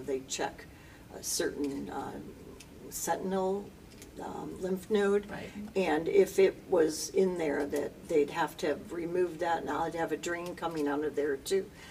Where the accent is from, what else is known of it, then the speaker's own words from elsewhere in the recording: Lombard, Illinois, United States; moved away as an adult; now in Aurora, United States; I was born and raised in Lombard, so I'm Western